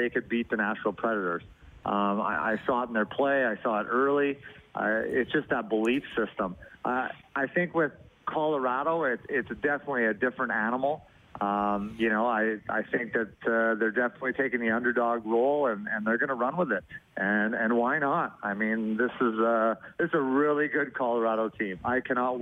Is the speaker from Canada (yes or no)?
yes; Sherwood Park, Alberta, Canada; now in Arizona, United States; I grew up in Sherwood Park